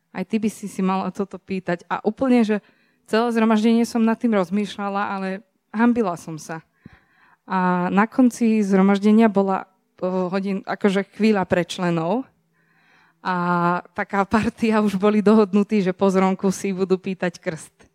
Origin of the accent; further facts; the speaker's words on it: Serbia; som zo Srbska